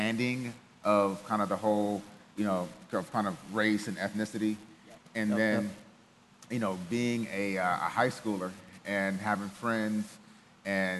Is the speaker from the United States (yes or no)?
yes; Cleveland, Ohio, United States; moved away; also born or lived in Germany; I grew up in Ohio, grew up in Cleveland, single parent household